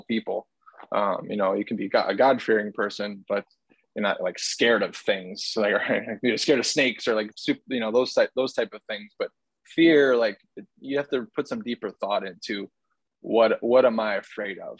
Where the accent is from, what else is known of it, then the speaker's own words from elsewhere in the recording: Chicago, Illinois, United States; growing up in Chicago